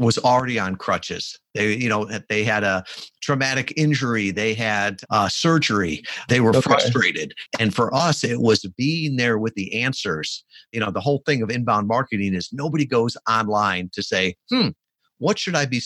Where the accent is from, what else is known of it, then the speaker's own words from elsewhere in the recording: Midwest, United States; now in Kalamazoo, United States; I grew up in the Midwest